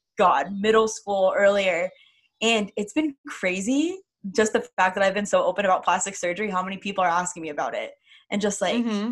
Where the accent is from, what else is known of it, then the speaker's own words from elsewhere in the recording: Texas, United States; I grew up in Texas